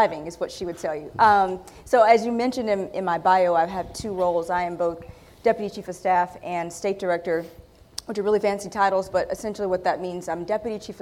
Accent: Dillon, South Carolina, United States; also born or lived in Marion, South Carolina; I'm from Dillon, South Carolina, and born in Marion from Dillon

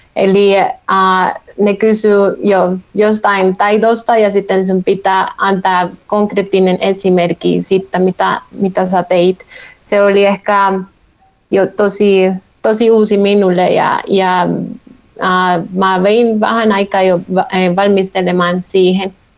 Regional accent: Colombia; Finnish is a second language; moved away as an adult; also born or lived in Helsinki, Finland; now in Finland; mä olen kotoisin Kolumbiasta

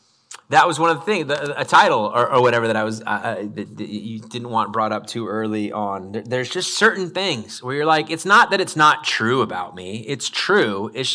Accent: Idaho, United States; I grew up in North Idaho, and my mom chose to homeschool us from about second grade through eighth grade.

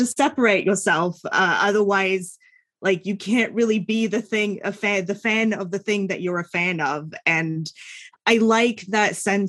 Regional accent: United States; I'm American

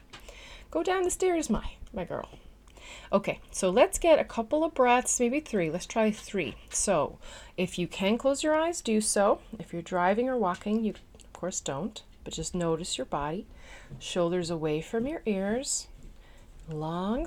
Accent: Newfoundland and Labrador, Canada; now in Netherlands; I'm a Newfoundlander and Canadian

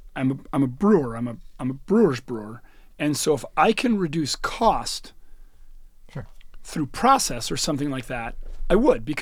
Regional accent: United States; I do. Because I'm American.

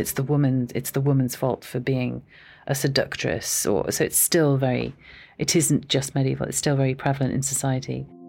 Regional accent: Aberystwyth, Wales, United Kingdom; I am Welsh. So I was born in Aberystwyth

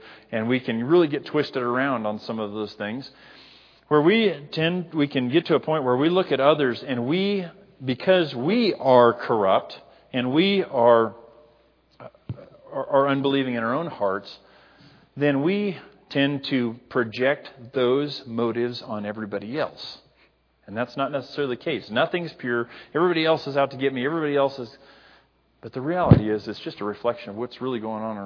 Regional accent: Libby, Montana, United States; in the era that I grew up in, if you're from Libby, there's a stereotype there

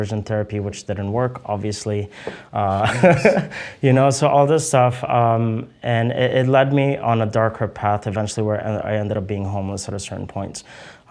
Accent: Canada; also born or lived in Egypt; I grew up in Canada all my life

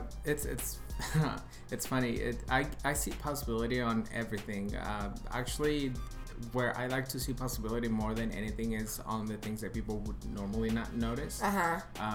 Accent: Park City, Utah, United States; also born or lived in Chihuahua, Mexico; now in Los Angeles, United States; So I was born in Mexico, mm-hmm. in a little town in Chihuahua. Mm-hmm. Then I was there until I was 10 years old. Then from there, I moved to Utah.

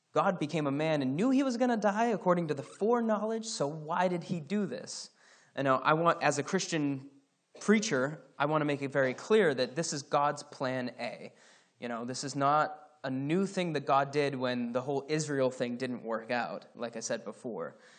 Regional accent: Scotland, United Kingdom; moved away; I'm Scottish

